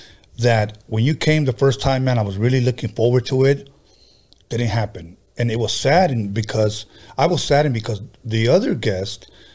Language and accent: English; Los Angeles, California, United States; also born or lived in Compton, California; I was 9 years old. We came from Compton to Wilmington. So I've been here since I've been in second grade.